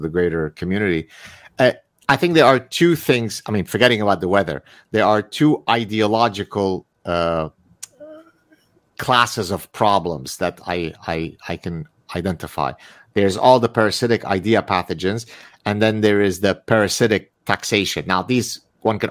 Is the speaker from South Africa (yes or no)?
no; Lebanon; now in Montreal, Canada; I'm from Lebanon